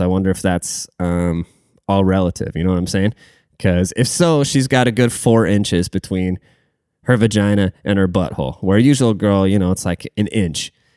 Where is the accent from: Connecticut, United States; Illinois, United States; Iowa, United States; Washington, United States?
Washington, United States; I'm from Washington State